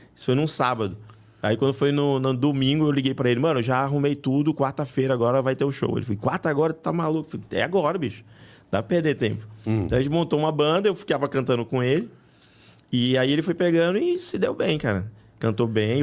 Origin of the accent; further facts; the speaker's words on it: Rio de Janeiro, Brazil; moved away as an adult; also born or lived in Bahia; now in São Paulo, Brazil; eu sou baiano. É, eu fui criado no Rio, mas moro aqui já desde 2000